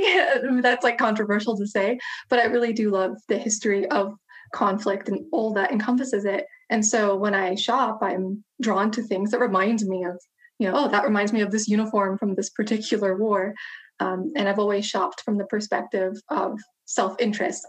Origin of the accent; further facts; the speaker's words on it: United States; I'm an American convert to Islam of Balkan heritage